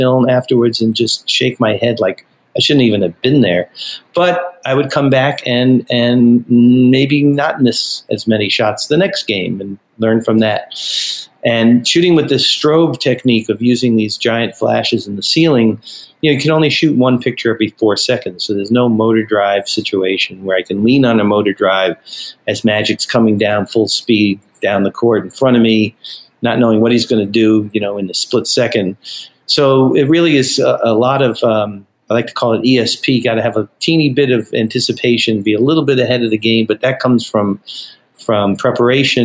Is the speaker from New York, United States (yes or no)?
yes; New York City, New York, United States; moved away; I grew up in New York. We didn't even know soccer. I had no idea that soccer was a sport growing up in Brooklyn